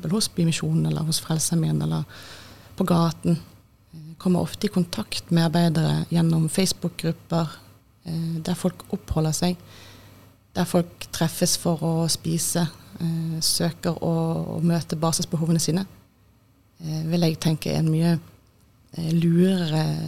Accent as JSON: {"language": "Norwegian", "town": "Bergen", "region": "Vestland", "country": "Norway", "also_born_or_lived": "Austria / Oslo", "moved": "as an adult", "said": "jeg er fra Bergen"}